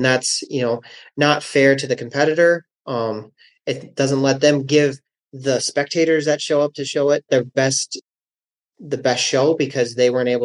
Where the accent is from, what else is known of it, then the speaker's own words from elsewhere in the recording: South Dakota, United States; also born or lived in Oklahoma; I, as a fellow South Dakotan